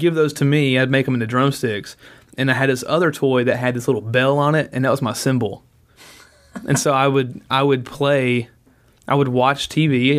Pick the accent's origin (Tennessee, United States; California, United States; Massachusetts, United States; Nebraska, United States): Tennessee, United States; Nashville; born or raised there